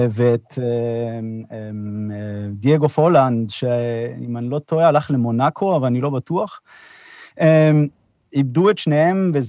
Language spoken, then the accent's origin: Hebrew; Beersheba, Southern District, Israel; אני באר שבעי, כן.